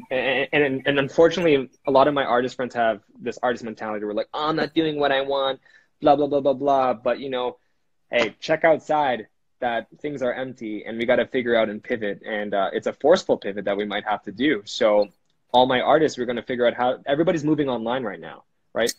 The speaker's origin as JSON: {"language": "English", "country": "Canada", "said": "we're Canadian guys"}